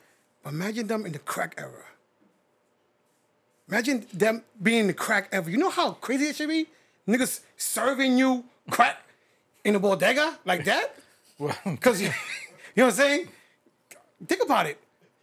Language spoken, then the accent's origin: English; New Jersey, United States; now in Orlando, United States; I'm from Jersey, but I rep 407, 321.